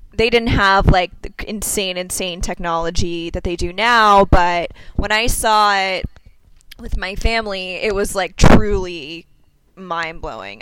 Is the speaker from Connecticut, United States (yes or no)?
no; New York, United States; being a New Yorker